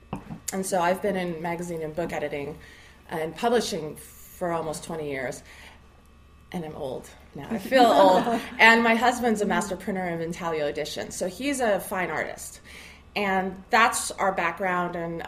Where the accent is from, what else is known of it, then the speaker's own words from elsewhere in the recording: Bay Area, California, United States; moved away as an adult; I really missed being back in California. We're both from the Bay Area. And I wanted my son to grow up there around family.